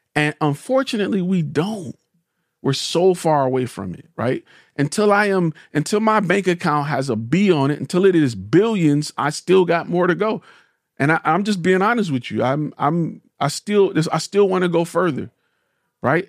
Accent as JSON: {"language": "English", "town": "Detroit", "region": "Michigan", "country": "United States", "said": "I'm a car guy, and I'm from Detroit"}